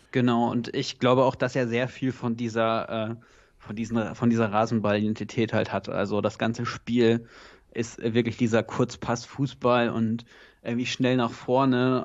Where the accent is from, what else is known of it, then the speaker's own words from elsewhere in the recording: North Rhine-Westphalia, Germany; now in Potsdam, Germany; ich komme ursprünglich sogar aus NRW